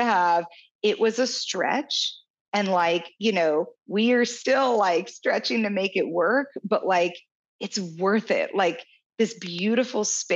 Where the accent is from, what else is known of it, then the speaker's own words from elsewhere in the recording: Kansas City, United States; moved away as an adult; also born or lived in San Diego; My husband and I moved from San Diego to my hometown of Kansas City a year and a half ago